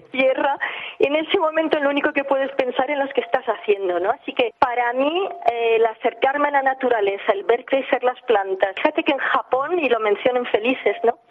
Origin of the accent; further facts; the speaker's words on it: England, United Kingdom; nací en Inglaterra, eh, soy de, madre francesa, de padre catalán